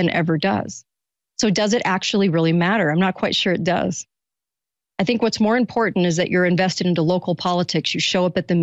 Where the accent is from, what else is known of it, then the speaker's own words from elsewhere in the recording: California, United States; I'm from California.